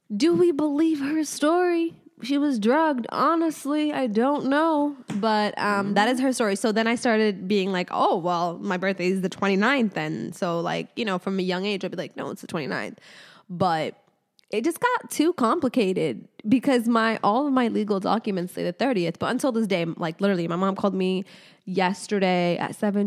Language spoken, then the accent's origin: English; Casablanca, Casablanca-Settat, Morocco; I was born in Casablanca, Morocco